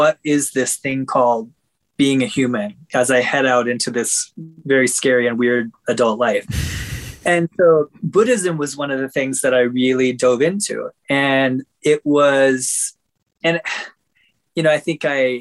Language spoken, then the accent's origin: English; Minnesota, United States; I was raised in Minnesota